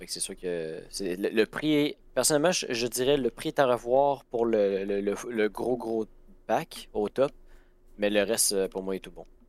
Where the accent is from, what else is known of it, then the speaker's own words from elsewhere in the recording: Chibougamau or Montmagny, Quebec, Canada; ma ville natale